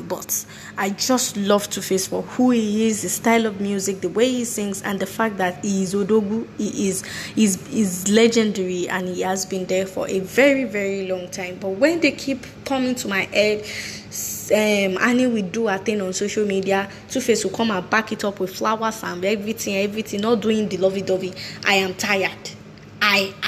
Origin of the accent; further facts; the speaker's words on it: Nigeria; I'm proudly Nigerian, and I can hold my chest, beat it well, and say I'm a Nigerian.